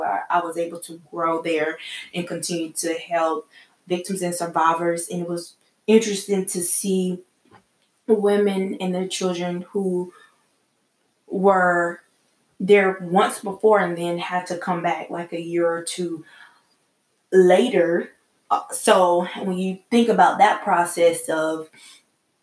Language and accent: English; South Carolina, United States; I'm from South Carolina